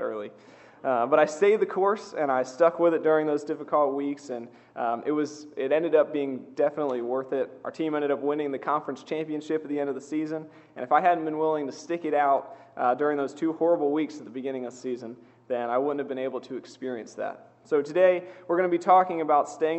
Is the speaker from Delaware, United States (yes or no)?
yes; Seaford, Delaware, United States; I grew up outside of Seaford